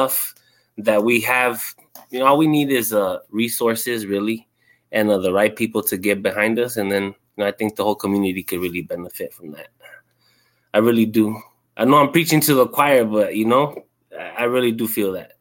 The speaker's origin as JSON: {"language": "English", "area": "San Fernando Valley", "region": "California", "country": "United States", "moved": "as an adult", "lives_now": "Pomona, United States", "said": "I'm from the San Fernando Valley. Life took me to Pomona. I've been living here for 10 years, going on 11."}